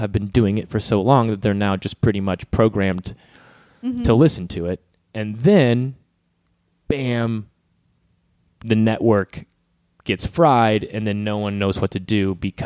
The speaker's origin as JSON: {"language": "English", "region": "Indiana", "country": "United States", "moved": "as an adult", "lives_now": "Los Angeles, United States", "said": "I'm from Indiana"}